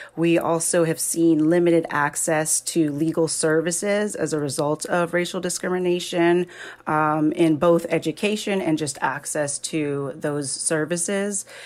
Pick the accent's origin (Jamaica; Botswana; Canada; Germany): Jamaica; moved away; I'm originally from Jamaica